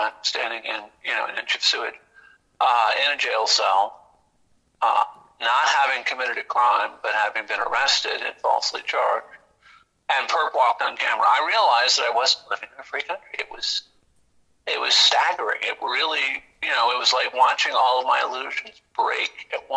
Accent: Lawrence, Kansas, United States; moved away as an adult; also born or lived in New York City / Houston; I was born in the USA and then I grew up in Lawrence, Kansas.

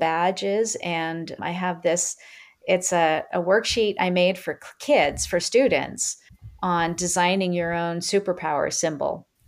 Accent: Maine, United States; I'm from Maine, and my family's been there for many, many, many, many generations

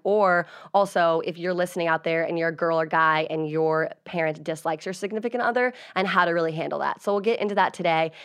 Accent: Virginia, United States; moved away; I'm originally from Virginia

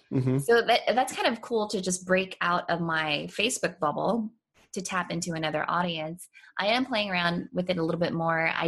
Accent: Japan; but it's kind of a sad story because I was raised in Japan. My dad was in the military.

